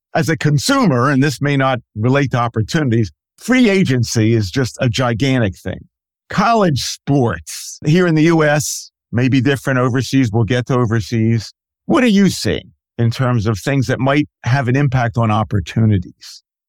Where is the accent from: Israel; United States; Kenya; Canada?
United States; Philadelphia, Pennsylvania; my hometown of Philadelphia